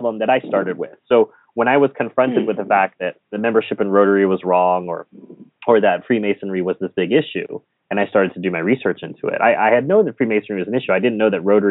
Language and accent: English; United States; Being an American